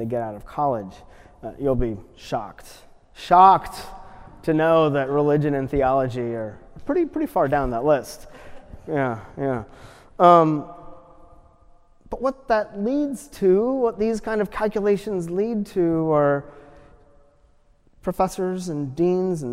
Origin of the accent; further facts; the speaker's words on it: United States; as an American